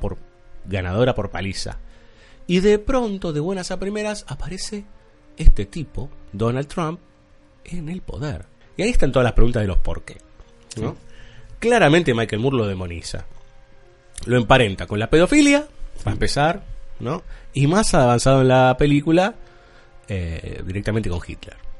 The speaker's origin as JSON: {"language": "Spanish", "country": "Argentina", "said": "somos argentinos"}